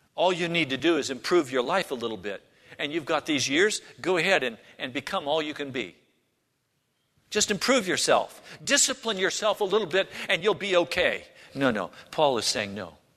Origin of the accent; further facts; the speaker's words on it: United States; as American Christians